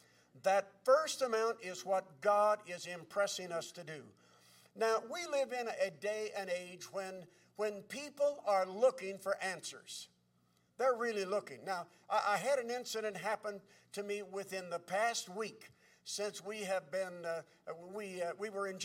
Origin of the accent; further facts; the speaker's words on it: Crooksville, Ohio, United States; moved away as an adult; now in Bridgeton, United States; Now, I grew up in Crooksville, Ohio, and we now live in Bridgeton or St. Louis.